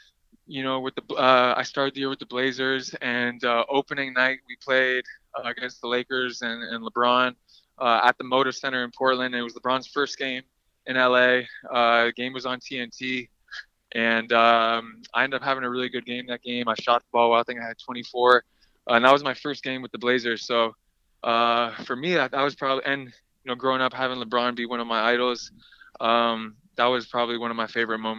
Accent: Canada; we're both Canadian, we're both Lithuanian

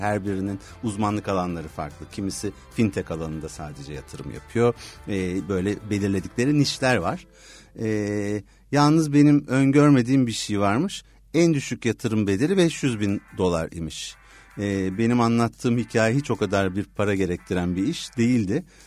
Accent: İzmir, Turkey; İzmirliyim diyebilirim

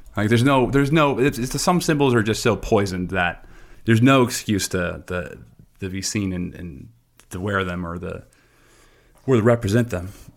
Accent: United States; I'm an American citizen. I'm very happy to be an American citizen.

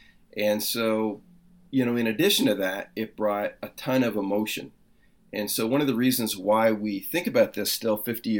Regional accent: Georgetown, Ontario, Canada; moved away as an adult; also born or lived in Richmond, Virginia; now in North Carolina, United States; I grew up in Georgetown, Ontario

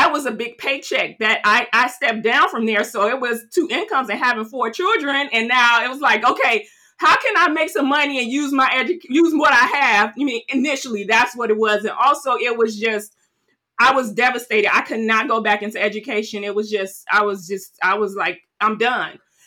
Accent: Chicago, Illinois, United States; also born or lived in Aurora, Illinois; Born and raised Chicago, South Side, Chicago

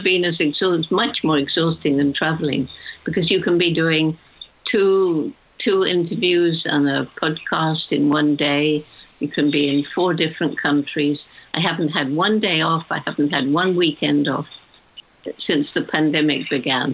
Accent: United Kingdom; when I was a child growing up in World War II

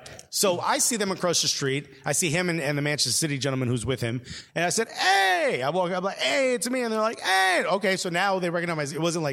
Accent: Italy; now in Norwich, United Kingdom; Yeah, I'm in Norwich. I'm in Norwich, fam. I'm from Italy.

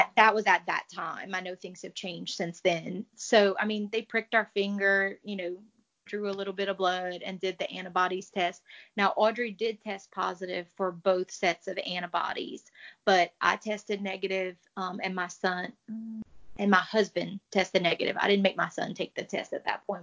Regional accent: Cajun, Louisiana, United States; as a Cajun

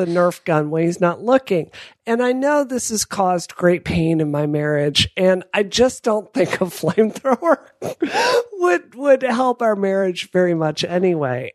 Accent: Mississippi, United States; I grew up next door in Mississippi

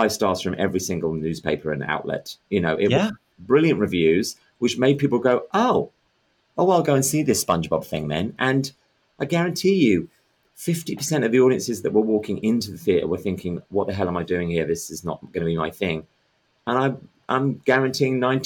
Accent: England, United Kingdom; moved away as an adult; also born or lived in London; now in New York, United States; Being British

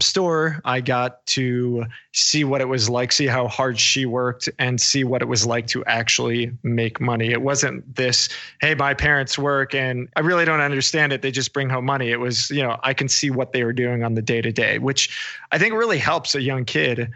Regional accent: New York, United States; I grew up in New York

